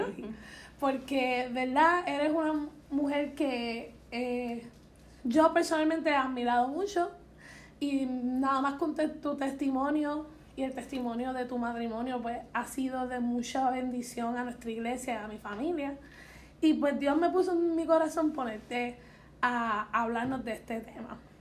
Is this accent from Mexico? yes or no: no; Puerto Rico; somos jóvenes de Puerto Rico